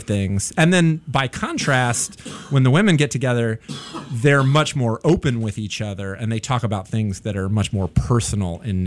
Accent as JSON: {"language": "English", "region": "North Carolina", "country": "United States", "tie": "born or raised there", "moved": "as an adult", "lives_now": "Chicago, United States", "said": "I was growing up in North Carolina in the 1980s"}